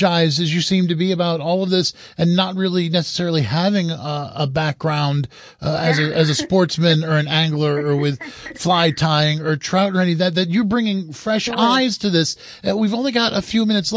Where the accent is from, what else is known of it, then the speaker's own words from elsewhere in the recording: Roscoe, New York, United States; I grew up in Roscoe. I grew up, you know, right there on Rockland Road, right next to the streams that run into the Beaver Kill